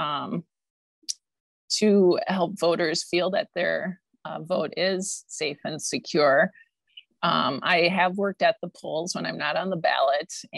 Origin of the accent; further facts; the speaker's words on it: Wausau, Wisconsin, United States; also born or lived in Green Bay, Wisconsin / Madison, Wisconsin; now in Cottage Grove, United States; my mom and I moved to Wausau, where I grew up and graduated